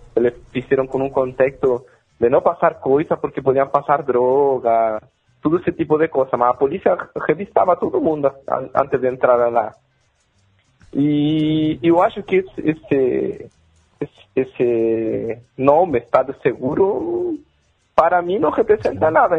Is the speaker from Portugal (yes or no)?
no; Chile; Portuguese is a second language; now in Brazil; eu sou chileno